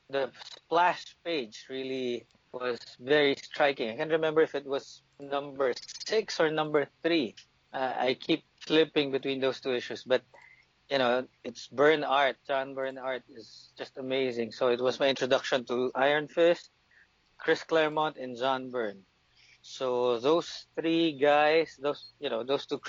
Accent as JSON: {"language": "English", "country": "Philippines", "said": "I'm a Filipino."}